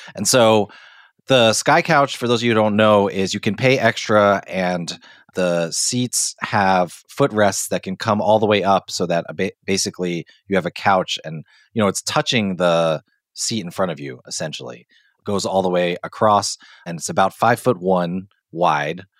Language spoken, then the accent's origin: English; Hong Kong; moved away; growing up in Hong Kong